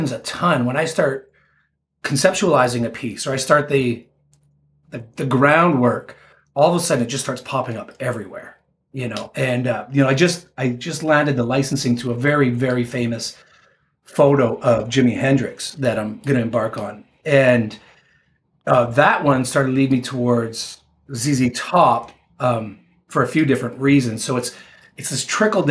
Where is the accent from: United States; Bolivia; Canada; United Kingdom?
Canada; I'm a 49-year-old guy from Canada, so you know that played hockey